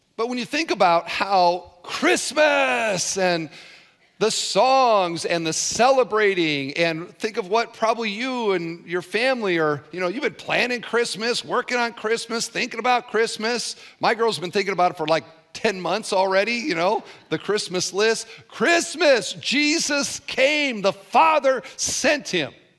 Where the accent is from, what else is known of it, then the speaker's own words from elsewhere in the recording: Cedar Falls, Iowa, United States; I grew up in Cedar Falls, Iowa